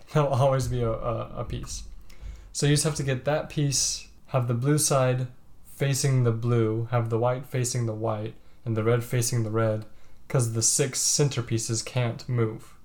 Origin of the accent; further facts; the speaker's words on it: Georgia, United States; moved away; I was born in Georgia